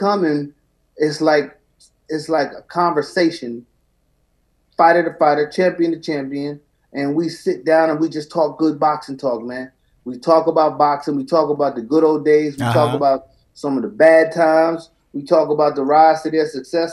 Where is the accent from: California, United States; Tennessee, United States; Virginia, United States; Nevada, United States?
Nevada, United States; Las Vegas; also born or lived in Jamaica, Queens, New York; now in Atlanta, United States; Although I'm from New York, I grew up in Vegas and I live in Atlanta.